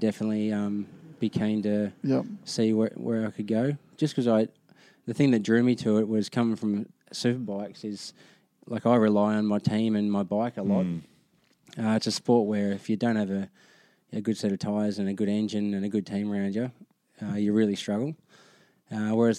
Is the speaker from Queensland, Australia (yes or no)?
no; Goulburn, New South Wales, Australia; now in Gold Coast, Australia; growing up in Goulburn, a small country town